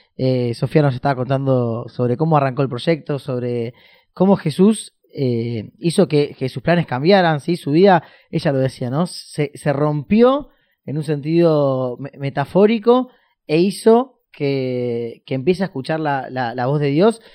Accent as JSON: {"language": "Spanish", "country": "Argentina", "said": "acá en, en, Argentina le decimos la primaria y la secundaria"}